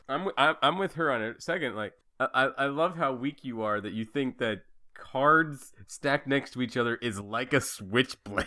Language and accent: English; Fairfield, Idaho, United States; moved away; also born or lived in Sydney / Salt Lake City / Seattle; I say I'm from Idaho and I make it sound like I'm from some little podunk town 'cause that's what it feels like now that I've lived in Sydney, Salt Lake, and Seattle. Yeah, so I, it feels like my hometown is Fairfield.